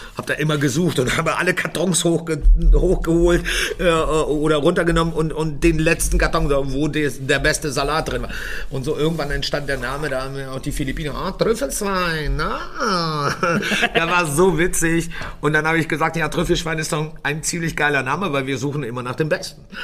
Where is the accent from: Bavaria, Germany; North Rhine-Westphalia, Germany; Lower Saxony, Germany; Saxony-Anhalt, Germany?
Lower Saxony, Germany; Göttingen; moved away; ich komme ursprünglich aus Göttingen